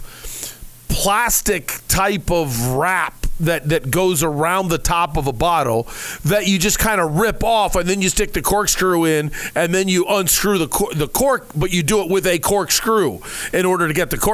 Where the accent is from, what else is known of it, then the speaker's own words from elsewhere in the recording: Bellbrook, Ohio, United States; now in Arizona, United States; Bellbrook is my hometown